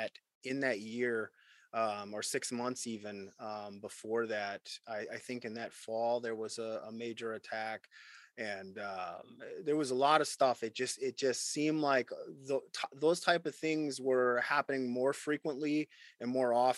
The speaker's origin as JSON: {"language": "English", "country": "United States", "said": "as an American"}